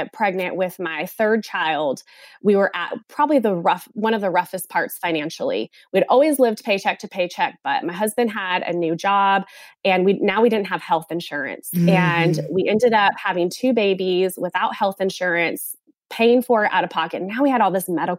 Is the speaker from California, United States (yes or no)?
yes; California, United States; moved away as an adult; now in South Carolina, United States